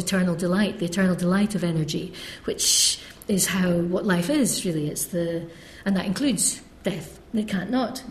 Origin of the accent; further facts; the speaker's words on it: Scotland, United Kingdom; also born or lived in Cambridge; I'm Scots. I'm from Scotland